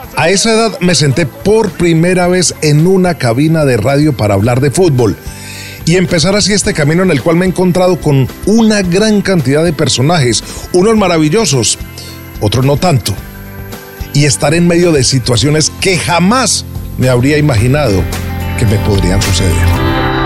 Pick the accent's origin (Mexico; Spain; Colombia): Colombia; Medellín, Antioquia; Nací en Medellín, Colombia, en un hogar donde nadie se había dedicado a las comunicaciones.